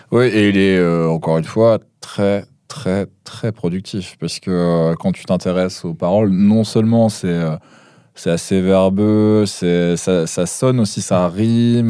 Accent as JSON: {"language": "French", "area": "the North", "region": "northern France", "country": "France", "said": "je suis du Nord."}